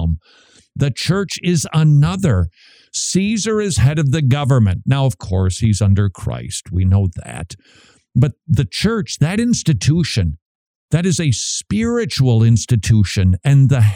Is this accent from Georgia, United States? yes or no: no; Minnesota, United States; moved away as an adult; I'm from Minnesota. We don't have accents